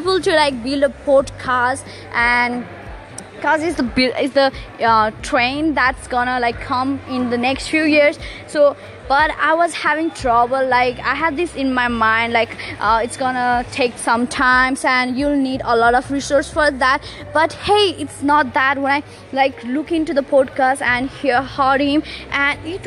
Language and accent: English; Nepal; moved away as an adult; now in Sydney, Australia; I'm originally from Nepal, but I moved to Sydney for my higher studies